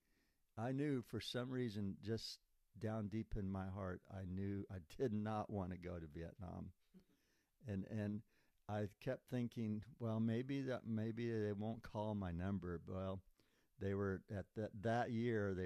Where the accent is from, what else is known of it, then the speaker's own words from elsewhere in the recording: Montezuma, Kansas, United States; moved away as an adult; now in Lebanon, United States; I came from Montezuma, Kansas, to Lebanon, Oregon, to serve 2 years in the Lebanon hospital here, volunteer